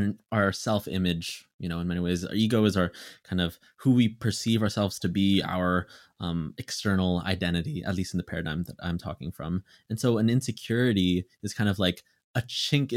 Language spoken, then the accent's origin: English; Philippines; I'm Filipino